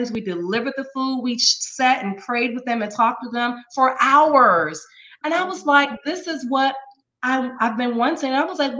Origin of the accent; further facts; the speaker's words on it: Maryland, United States; I'm from Maryland, Maryland